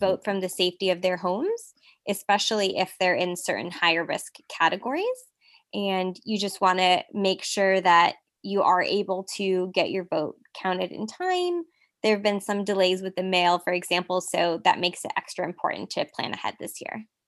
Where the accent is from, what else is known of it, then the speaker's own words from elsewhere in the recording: Silicon Valley, California, United States; now in Los Angeles, United States; I'm currently based in Los Angeles. I'm from the Silicon Valley. I grew up a daughter of a Mexican immigrant